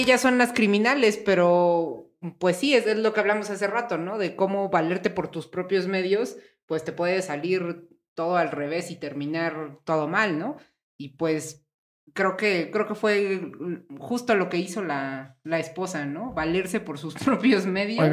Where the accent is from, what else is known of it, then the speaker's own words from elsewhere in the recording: Mexico; uno como mexicano